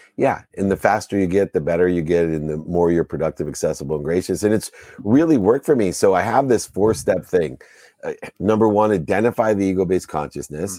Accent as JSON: {"language": "English", "town": "Akron", "region": "Ohio", "country": "United States", "tie": "born or raised there", "said": "I was born in Akron, Ohio"}